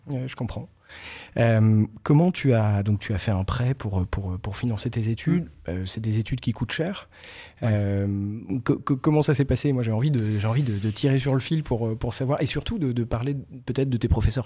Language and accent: French; Breton, Brittany, France; moi je suis breton